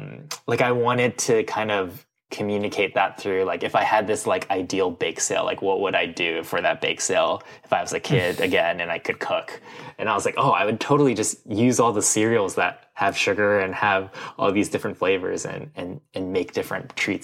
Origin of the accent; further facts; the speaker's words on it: Midwest, United States; like growing up in the Midwest, which was like, yeah, I loved processed cereals and Cinnamon Toast Crunch, Reese's Puffs, like Captain Crunch